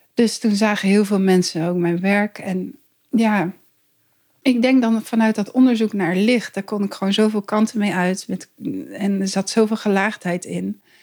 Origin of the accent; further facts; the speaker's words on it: East Groningen, Netherlands; moved away as an adult; also born or lived in Zwolle; now in Arnhem, Netherlands; ik ben dus inderdaad opgegroeid in Oost-Groningen